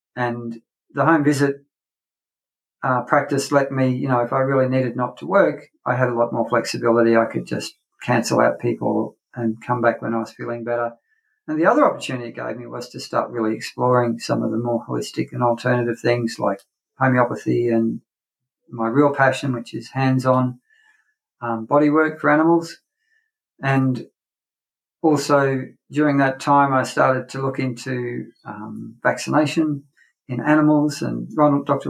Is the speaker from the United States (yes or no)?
no; North Queensland, Australia; I grew up on a, a cattle property or a, ranch for sort of American people in North Queensland here in Australia.